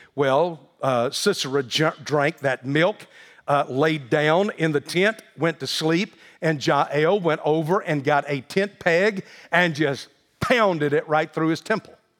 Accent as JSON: {"language": "English", "region": "the South", "country": "United States", "tie": "born or raised there", "said": "I grew up in the South with a very Southern mother"}